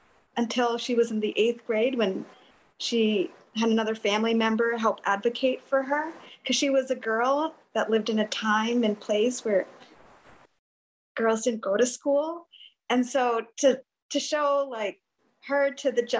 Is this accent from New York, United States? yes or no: yes; New York, United States; moved away as an adult; also born or lived in Washington, D.C.; We grew up in New York.